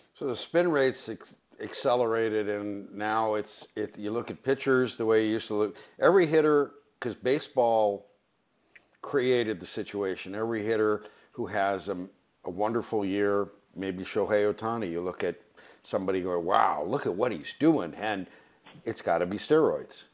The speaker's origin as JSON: {"language": "English", "town": "Los Angeles", "region": "California", "country": "United States", "tie": "born or raised there", "said": "I'm a Valley guy. I was born in the San Fernando Valley"}